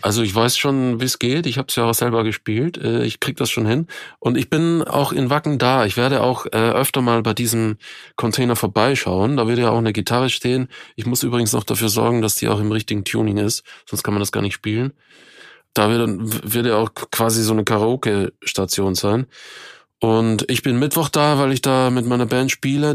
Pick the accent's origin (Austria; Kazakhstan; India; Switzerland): Austria; moved away as an adult; now in Germany; ich komme ja aus Österreich, bin zwar seit weit über 20 Jahren in Deutschland